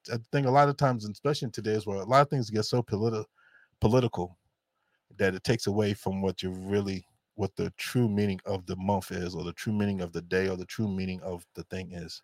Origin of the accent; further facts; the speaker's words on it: New York, United States; as black folks growing up in New York